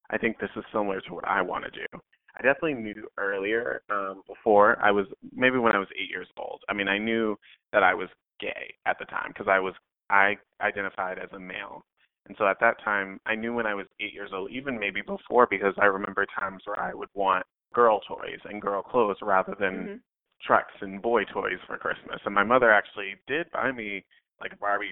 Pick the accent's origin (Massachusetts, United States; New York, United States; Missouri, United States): Massachusetts, United States; Boston; I'm born and raised in Boston, Massachusetts, in a little town named South End